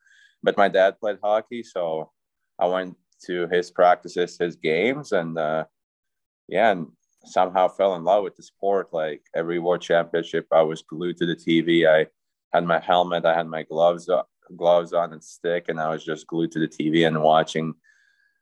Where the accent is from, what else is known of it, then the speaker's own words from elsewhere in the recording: Riga, Latvia; moved away; also born or lived in Fairbanks, Alaska; I'm from Riga, that's the capital city